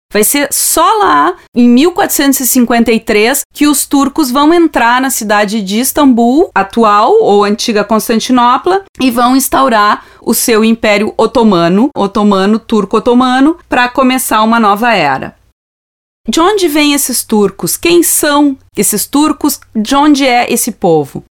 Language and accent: Portuguese; Brazil; a gente aqui no Brasil conhece muitas vezes libaneses, sírios